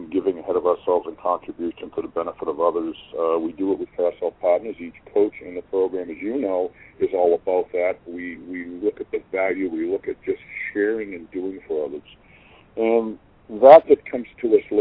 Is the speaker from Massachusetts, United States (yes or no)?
yes; Massachusetts, United States; moved away as an adult; now in Maine, United States; I grew up down in Massachusetts and moved up here almost 14 years ago.